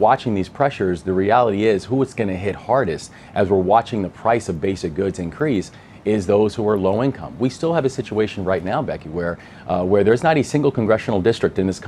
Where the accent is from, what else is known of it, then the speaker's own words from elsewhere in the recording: Maryland, United States; my home state, the state of Maryland